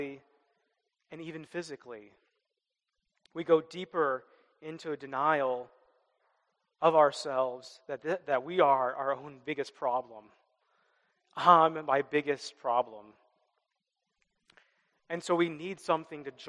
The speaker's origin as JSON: {"language": "English", "region": "Midwest", "country": "United States", "tie": "born or raised there", "said": "I grew up in the Midwest"}